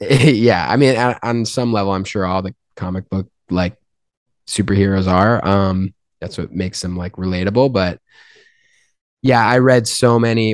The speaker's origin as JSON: {"language": "English", "town": "Albany", "region": "New York", "country": "United States", "moved": "yes", "lives_now": "Los Angeles, United States", "said": "I'm from Albany"}